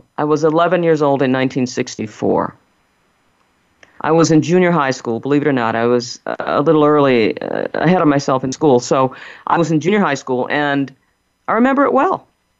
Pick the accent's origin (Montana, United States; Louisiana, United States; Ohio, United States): Louisiana, United States; New Orleans; we're from New Orleans